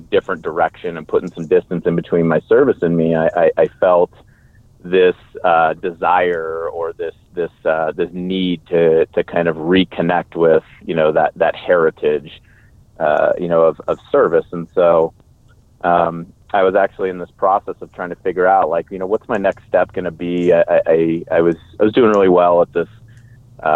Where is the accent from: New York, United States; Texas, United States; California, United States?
California, United States; Bay Area; moved away as an adult; I grew up in the Bay Area, California, joined the Army right after high school.